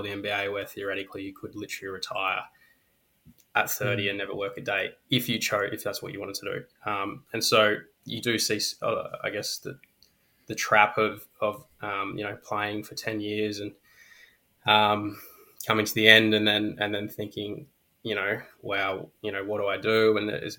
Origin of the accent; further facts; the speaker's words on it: Brisbane, Queensland, Australia; moved away as an adult; also born or lived in Melbourne; Originally I was from Brisbane